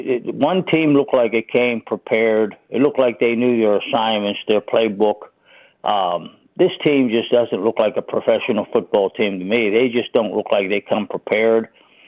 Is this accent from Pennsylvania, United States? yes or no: yes; Oakland, Pennsylvania, United States; also born or lived in McCandless Township, Pennsylvania; I grew up in Oakland